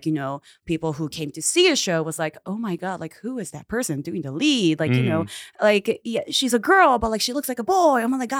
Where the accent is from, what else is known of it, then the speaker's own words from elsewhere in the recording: Japan; also born or lived in United States; So I was born in Japan, kind of raised in America, in the United States, and then like I've been like doing like a back and forth. So for elementary school, junior high, and high school, I was in Japan.